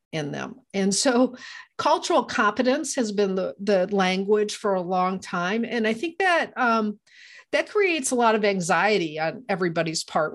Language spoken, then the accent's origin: English; Iowa, United States; moved away; I'm from Iowa originally